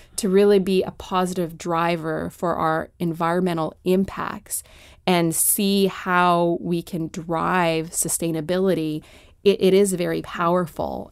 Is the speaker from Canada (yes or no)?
yes; Canada; moved away as an adult; now in Washington, D.C., United States; I was born and raised in Canada